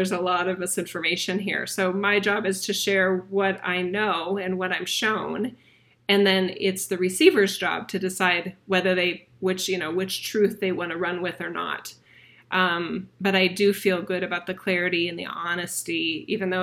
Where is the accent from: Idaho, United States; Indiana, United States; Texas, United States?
Idaho, United States; Boise; my hometown of Boise, Idaho